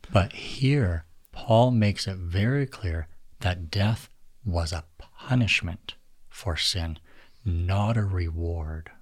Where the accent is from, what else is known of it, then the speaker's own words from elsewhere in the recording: Alberta, Canada; I was born and raised in Alberta